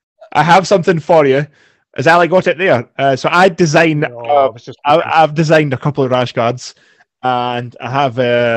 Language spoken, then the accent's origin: English; Scotland, United Kingdom; we're Scottish